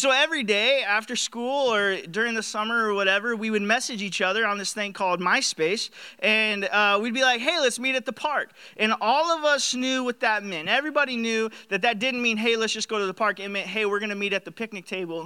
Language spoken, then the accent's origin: English; Iowa, United States; moved away as an adult; now in Marshfield, United States; I grew up in Iowa. I grew up in a trailer park right in the middle of Iowa